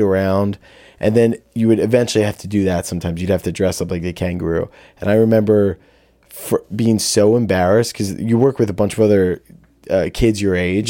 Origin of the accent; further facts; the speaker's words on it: Audubon, New Jersey, United States; I'm from Audubon, New Jersey